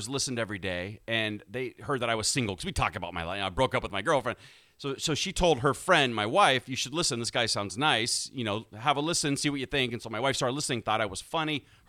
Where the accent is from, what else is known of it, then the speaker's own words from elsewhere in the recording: Issaquah, Washington, United States; I'm from Issaquah